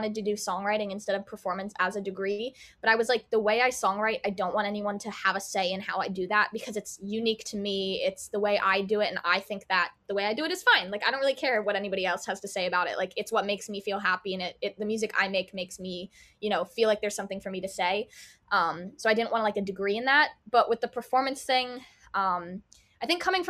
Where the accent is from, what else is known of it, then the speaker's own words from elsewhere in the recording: Pottstown, Pennsylvania, United States; moved away as an adult; now in Boston, United States; Pottstown, Pennsylvania. It's like 30 minutes like west of Philadelphia